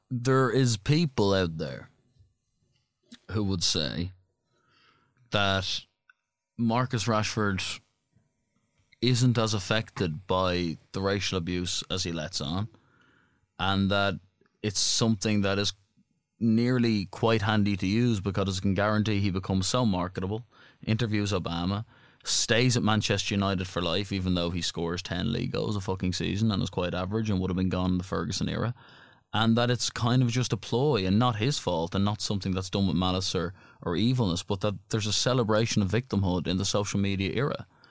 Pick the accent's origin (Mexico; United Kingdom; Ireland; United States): Ireland